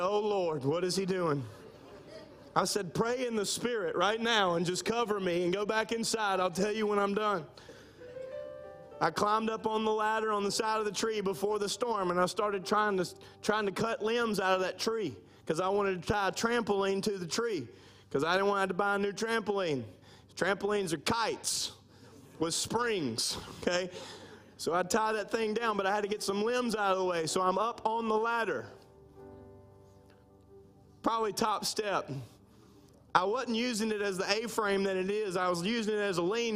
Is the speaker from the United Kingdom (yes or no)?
no; Minden, Louisiana, United States; moved away; First Assembly of God in Minden, Louisiana, my hometown. Now, this is my home, but that's my hometown